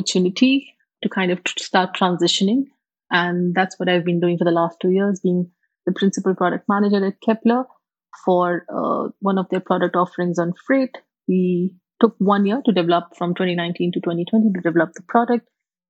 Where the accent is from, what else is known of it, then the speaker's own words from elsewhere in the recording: India; moved away as an adult; also born or lived in Singapore / UAE / South Africa / Germany; now in United Arab Emirates; I come originally from India, born and brought up there